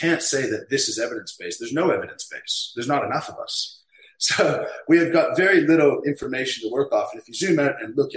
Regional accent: Canada; I have a business here in my hometown

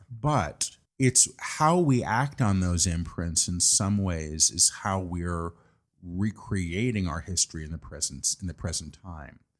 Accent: New York, United States; I'm a New Yorker

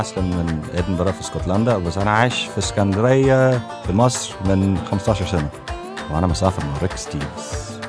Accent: Edinburgh, Scotland, United Kingdom; moved away as an adult; now in Alexandria, Egypt; I'm originally from Edinburgh, Scotland but I live in Alexandria, Egypt

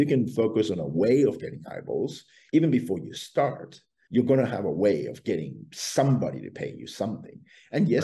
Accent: Australia; I come from Australia

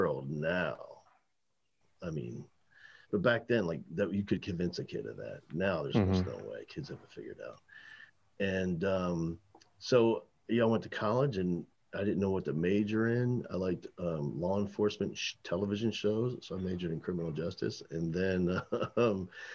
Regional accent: New Jersey, United States; I grew up in New Jersey

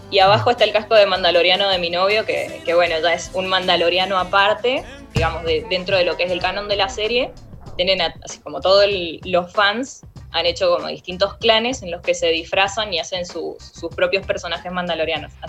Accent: Guaymallén, Mendoza, Argentina; Sí, Guaymallén, Mendoza.

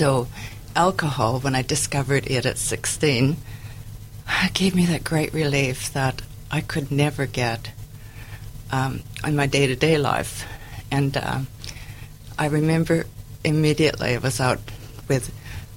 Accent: United States; moved away as an adult; also born or lived in Tacoma / Vancouver; I'm originally from the States

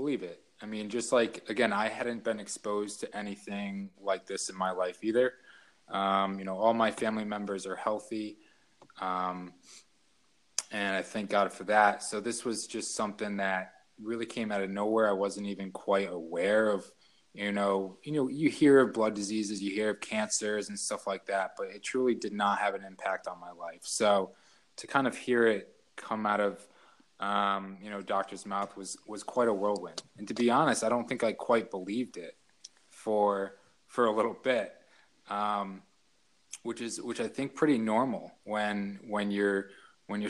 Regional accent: Connecticut, United States; also born or lived in Philadelphia, Pennsylvania; when I was 5, we moved, to Connecticut, where my mother is from

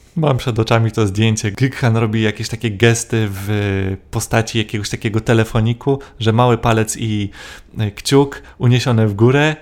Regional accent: Poland; przyjechałem tutaj autostopem z Polski

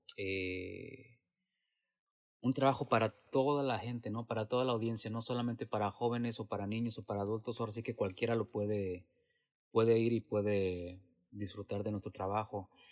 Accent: Mexico; moved away as an adult; now in San Jose, United States

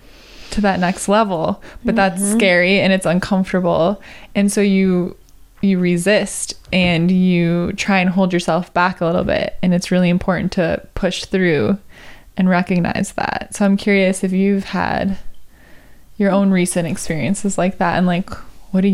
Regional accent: Wisconsin, United States; now in Los Angeles, United States; I'm from Wisconsin.

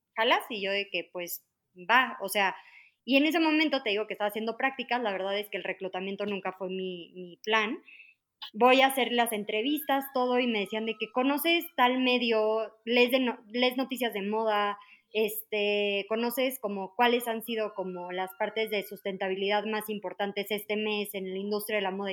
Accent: Mexico City, Mexico; soy de la Ciudad de México, este, toda mi vida he vivido aquí

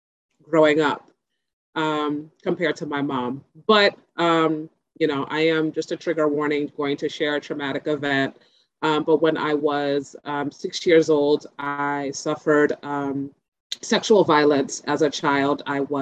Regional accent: Nigeria; So my upbringing, as being a Nigerian daughter, I had two very loving parents who did the best they could with what they had.

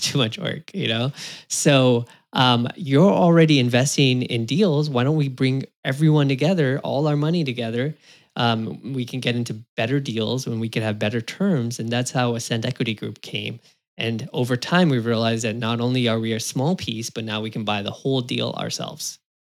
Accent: California, United States; I was born in California in the U S, U S citizen

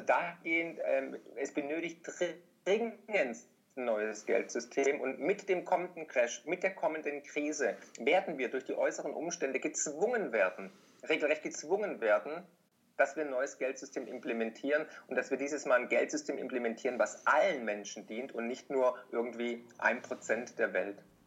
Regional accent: Swabia, Germany; als Schwabe

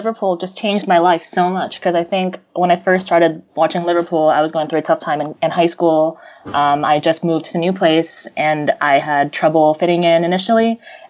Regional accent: Jakarta, Indonesia; also born or lived in New York, United States; I'm American. I was born here in New York, but my parents were Indonesian, and so I'm a first-generation Indonesian-American immigrant. I spent the first few years of my life growing up in New York, and then my mom moved back to Jakarta with me

